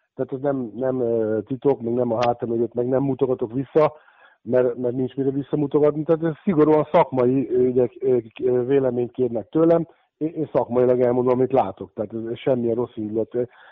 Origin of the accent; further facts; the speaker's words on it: Székesfehérvár, Fejér, Hungary; én, mint fehérvári születésű, fehérvári, ez hogy ott nőttem föl abba a klubba